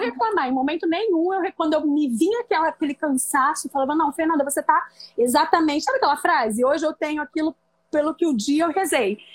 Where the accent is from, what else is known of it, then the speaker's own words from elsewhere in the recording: interior of São Paulo, Brazil; moved away as an adult; now in Rio de Janeiro, Brazil; eu vim do interior de São Paulo, embora hoje eu moro no Rio. Hoje não, né? Já moro no Rio há 18 anos. Eu vim fazer faculdade de nutrição aqui no Rio